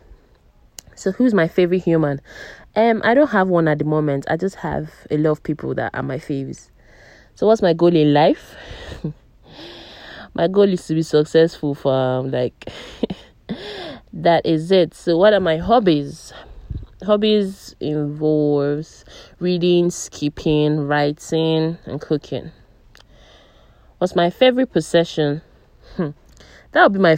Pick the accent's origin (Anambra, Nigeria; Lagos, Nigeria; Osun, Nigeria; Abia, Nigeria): Abia, Nigeria; Umuahia; also born or lived in Abuja; my hometown is Umuahia. I'm from Abia State, Umuahia.